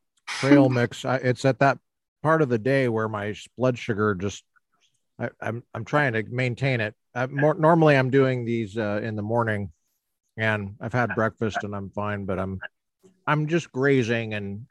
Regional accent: Littleton, Colorado, United States; moved away; I grew up in the suburbs of Littleton, which is in Jefferson County, Jeffco for short.

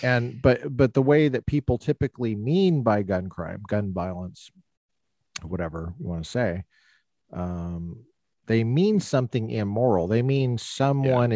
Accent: Colorado, United States; growing up in Colorado

